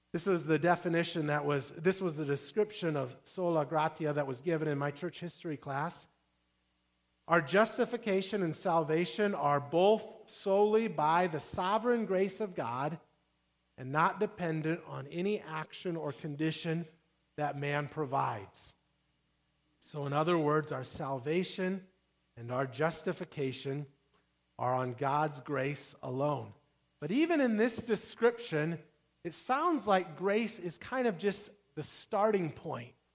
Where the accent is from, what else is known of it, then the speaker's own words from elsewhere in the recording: Midwest, United States; I grew up saying pop cans, I'm from the Midwest